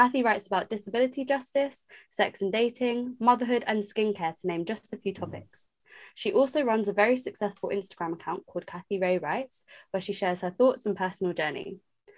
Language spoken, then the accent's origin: English; London, United Kingdom; I'm from London